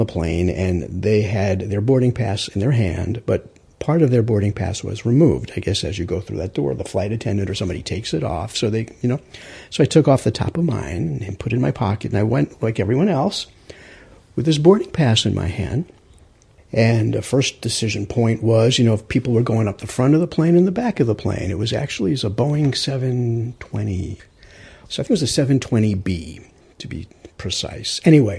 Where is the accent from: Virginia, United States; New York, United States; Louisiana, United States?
New York, United States; Rockaway; Now, remember, I'm from Rockaway, so I know this geography very well.